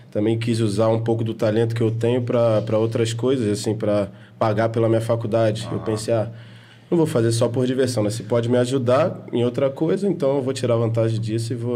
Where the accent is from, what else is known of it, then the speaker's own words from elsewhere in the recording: Quissamã, Rio de Janeiro, Brazil; passei a maior parte da minha infância aqui em Kissamã e não tinha muito para onde correr, né?